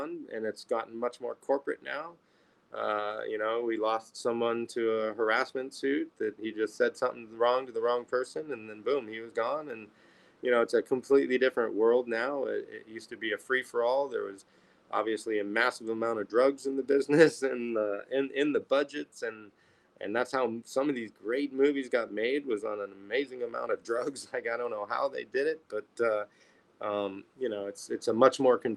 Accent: Chicago, Illinois, United States; I'm from Chicago

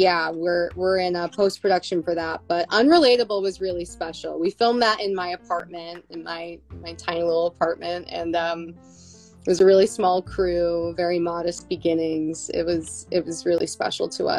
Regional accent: Buffalo, New York, United States; moved away; I'm from Buffalo.

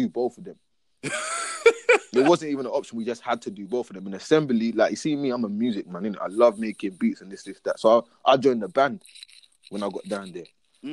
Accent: London, United Kingdom; moved away; also born or lived in Africa; I'm from London, innit?

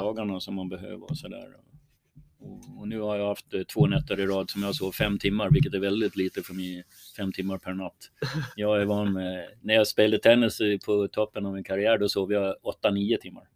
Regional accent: Sweden

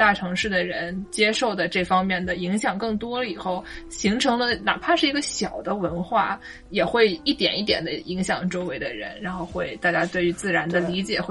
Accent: Nanjing, Jiangsu, China; accent: Nanjing dialect; moved away as an adult; now in United States; 我们南京话就可以出来了

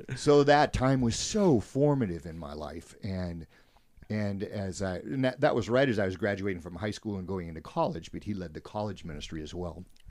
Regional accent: Spokane, Washington, United States; I'm pretty much from Spokane. Grew up in this area. Wasn't born here, but grew up in this area.

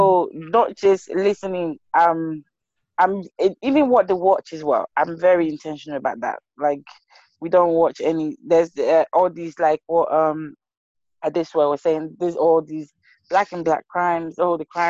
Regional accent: Liberia; now in United Kingdom; I'm from Liberia.

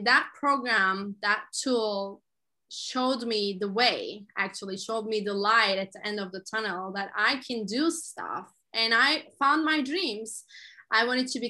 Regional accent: Turkey; I'm originally from Turkey

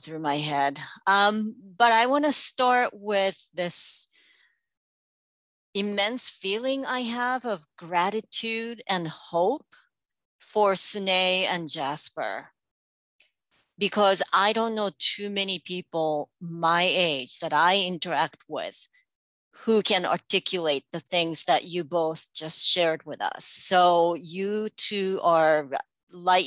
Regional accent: Japan; English is a second language; now in United States; I'm from Japan. But then after I hit that point where I'd spent more time in this country than I did in my home country

